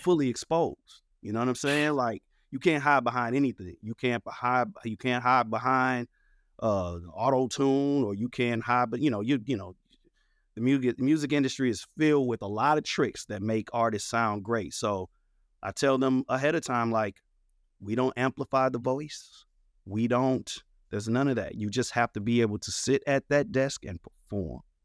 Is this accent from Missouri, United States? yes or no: yes; St. Louis, Missouri, United States; I am a kid born and raised in Saint Louis, Missouri, North County, on the north side of Saint Louis